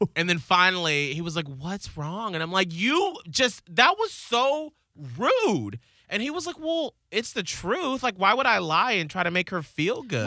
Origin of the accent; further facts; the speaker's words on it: the South, United States; as a Southerner